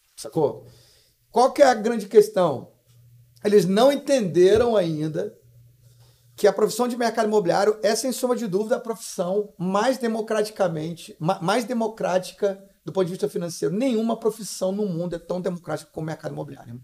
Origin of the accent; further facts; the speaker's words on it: Vila Velha, Espírito Santo, Brazil; also born or lived in Guarapari / Cachoeiro de Itapemirim; eu nasci em Guarapari, né? É, fui morar muito bebezinho em Cachoeiro do Sapemirim, fiquei só um aninho. O resto, a, maior, a, metade da minha vida eu vivi num bairro em Vila Velha chamado Araçás